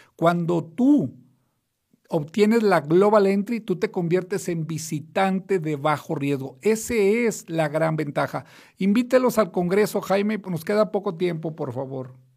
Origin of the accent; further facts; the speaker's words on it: Mexico; also born or lived in United States; no soy americano, porque la gente cuando digo eso creen que soy residente o ciudadano, soy mexicano solamente